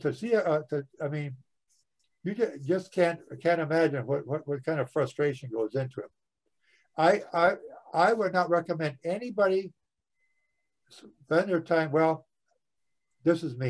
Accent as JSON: {"language": "English", "region": "Wisconsin", "country": "United States", "tie": "born or raised there", "moved": "yes", "said": "my home state of Wisconsin"}